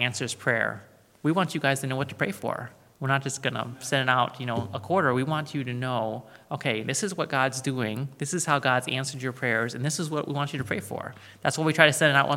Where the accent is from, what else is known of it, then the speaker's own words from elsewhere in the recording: United States; Americans like us